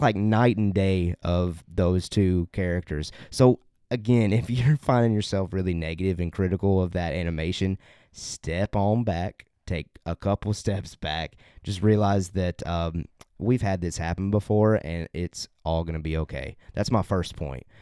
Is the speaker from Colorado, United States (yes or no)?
no; Tennessee, United States; we're we're from Tennessee